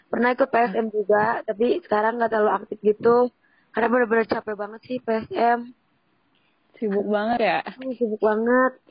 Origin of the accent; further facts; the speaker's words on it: Garut, West Java, Indonesia; saya dari Garut